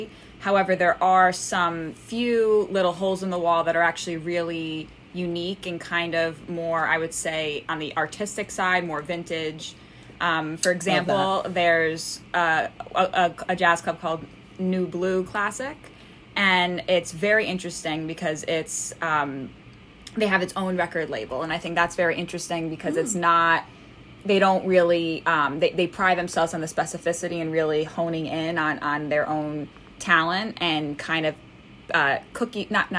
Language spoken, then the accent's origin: English; New York, United States; also born or lived in Connecticut; I'm 24. I was born in New York and I lived in different parts. I lived in Brooklyn. I lived a little bit in Queens. I then moved to Connecticut